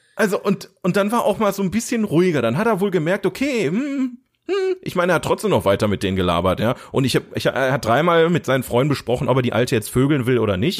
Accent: Ruhr area, North Rhine-Westphalia, Germany; wir kommen aus dem Ruhrgebiet

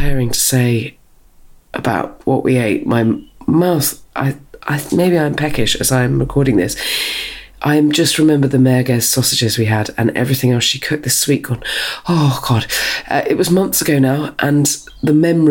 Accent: Dorset, South West England, United Kingdom; now in South East London, United Kingdom; we're both from Dorset

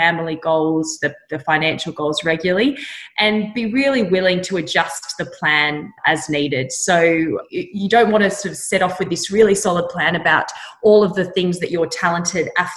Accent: Orange, New South Wales, Australia; I grew up in Orange in Central West, New South Wales.

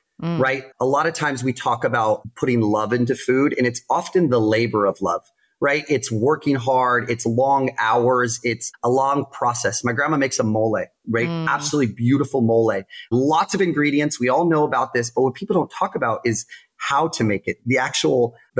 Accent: Tucson, Arizona, United States; moved away as an adult; now in San Diego, United States; I adore Tucson, you know, being my hometown, you know, going to school out there

